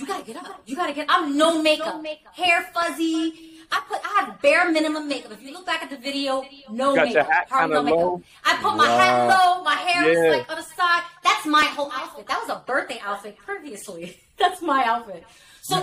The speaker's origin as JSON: {"language": "English", "region": "New York", "country": "United States", "said": "I'm from New York"}